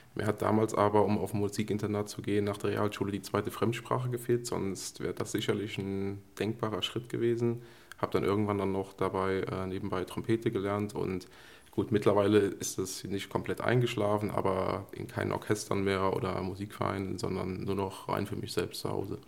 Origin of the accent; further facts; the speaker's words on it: Koblenz area, Rhineland-Palatinate, Germany; ich bin sozusagen eigentlich ein Koblenzer Junge